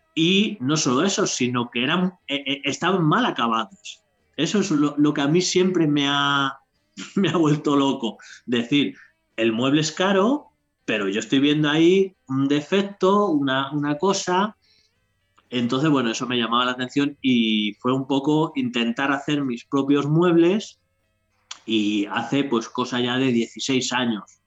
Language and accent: Spanish; Madrid, Community of Madrid, Spain; moved away as an adult; now in Toledo province, Spain; soy de Madrid de toda la vida, pero no, ya, no estoy viviendo ya en Madrid. Estoy en un pueblo que ya pertenece a Toledo